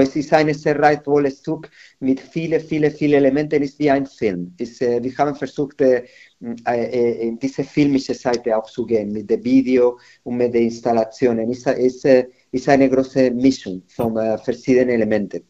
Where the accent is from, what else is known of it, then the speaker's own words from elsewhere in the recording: Madrid, Community of Madrid, Spain; German is a second language; moved away as an adult; now in Nuremberg, Germany; in meiner Heimat in Madrid